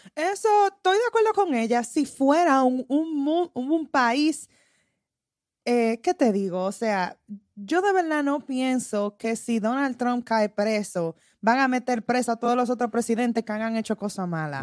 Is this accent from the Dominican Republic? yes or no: yes; Dominican Republic; puede ser por el país de que soy, de la República Dominicana